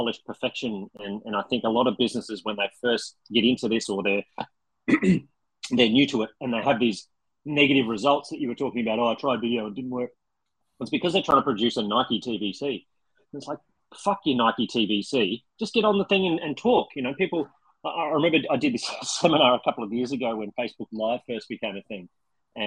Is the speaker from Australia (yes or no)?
yes; Australia; I am Australian